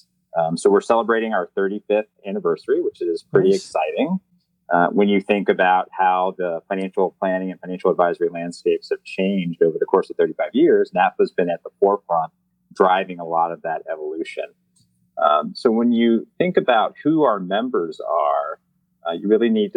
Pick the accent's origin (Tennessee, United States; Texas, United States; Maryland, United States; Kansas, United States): Maryland, United States; outside of Baltimore; moved away; also born or lived in Indianapolis; I grew up outside of Baltimore